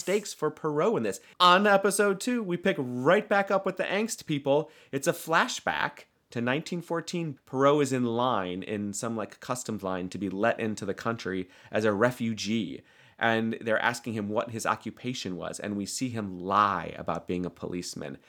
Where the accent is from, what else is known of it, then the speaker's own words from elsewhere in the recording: United States; I'm American.